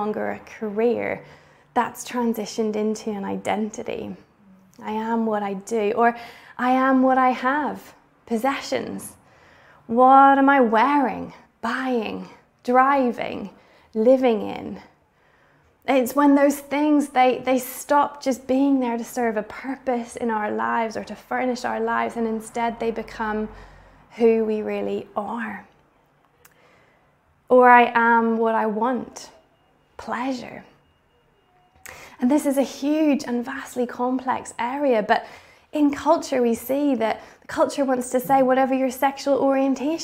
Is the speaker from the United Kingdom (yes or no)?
yes; Bangor, Northern Ireland, United Kingdom; my hometown of Bangor, Northern Ireland